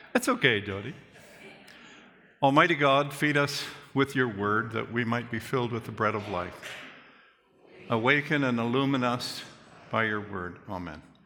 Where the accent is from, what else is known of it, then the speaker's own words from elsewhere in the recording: Calgary, Alberta, Canada; I remember as a young boy growing up in Calgary First Church, downtown Calgary